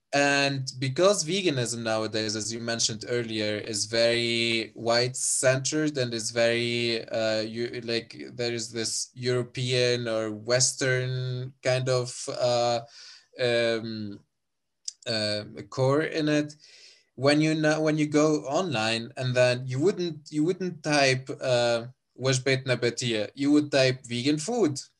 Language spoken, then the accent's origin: English; Sousse, Sousse Governorate, Tunisia; moved away as an adult; now in Germany; I'm from Susa, which is also quite, uh, like the, a city in Tunisia.